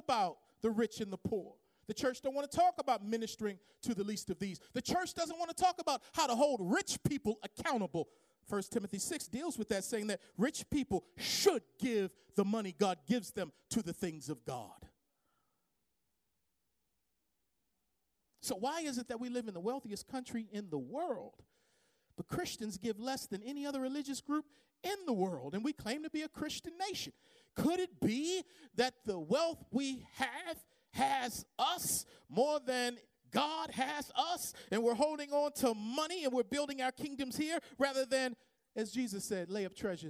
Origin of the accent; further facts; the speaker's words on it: Baltimore, Maryland, United States; growing up in the Baptist church down on Poplar Grove Street in Baltimore